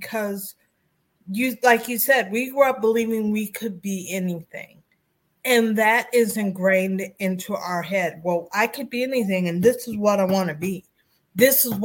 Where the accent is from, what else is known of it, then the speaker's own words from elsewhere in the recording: Beachwood, Ohio, United States; from Beechwood, Ohio